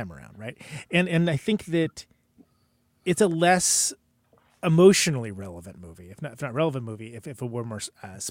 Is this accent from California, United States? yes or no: yes; Modesto, California, United States; born or raised there; moved away